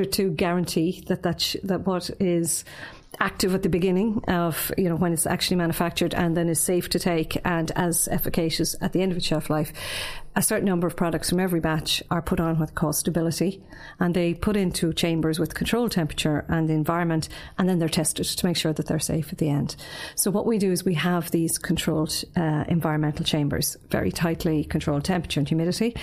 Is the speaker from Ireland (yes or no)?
yes; Tramore, Munster, Ireland; moved away as an adult; also born or lived in Dublin; now in Waterford, Ireland; for me, it's home. So I grew up in Tramore, and was always been my ambition to come back home